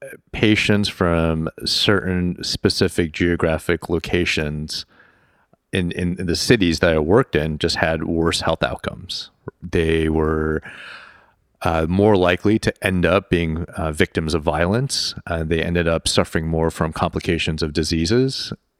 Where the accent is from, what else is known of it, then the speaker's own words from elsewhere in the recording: Chicago, Illinois, United States; also born or lived in Houston, United States; growing up in Chicago and Houston and doing part of my training in New York City and being constantly exposed to the problems facing those living in poverty